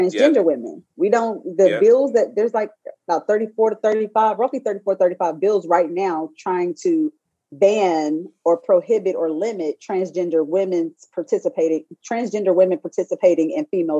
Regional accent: High Point, North Carolina, United States; I'm from North Carolina.

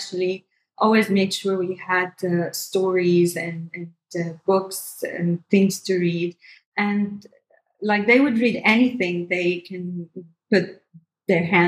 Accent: Syria; moved away as an adult; also born or lived in Damascus; now in Dubai, United Arab Emirates; I am from Syria. I've been here for 16 years. I moved here in 2005

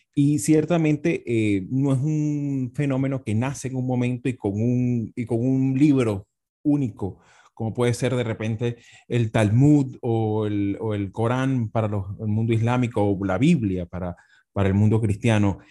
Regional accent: Venezuela; also born or lived in Spain; soy politólogo hispano-venezolano

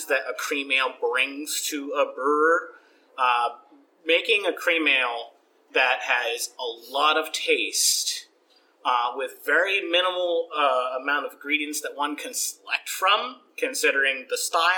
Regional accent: New Jersey, United States; the section of Jersey that I come from is called South Jersey, the real one. And where I grew up on a small farm

